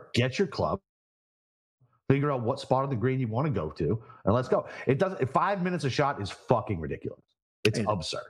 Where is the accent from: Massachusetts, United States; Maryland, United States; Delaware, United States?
Massachusetts, United States; my home state of Massachusetts